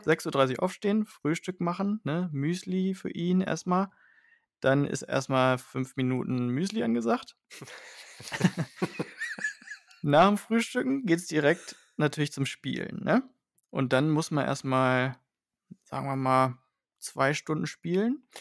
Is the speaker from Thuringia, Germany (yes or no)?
no; Hanover, Lower Saxony, Germany; als Hannoveraner